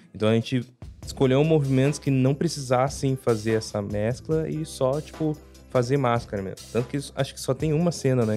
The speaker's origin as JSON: {"language": "Portuguese", "town": "Curitiba", "region": "Paraná", "country": "Brazil", "said": "eu ainda sou de Curitiba"}